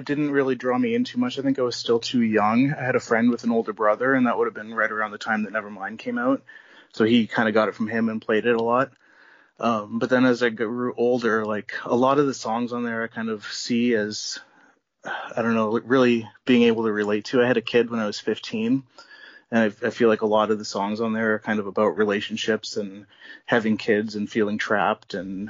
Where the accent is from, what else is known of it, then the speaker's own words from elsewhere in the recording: Baden, Ontario, Canada; I grew up in a small town. It was called Baden in Ontario.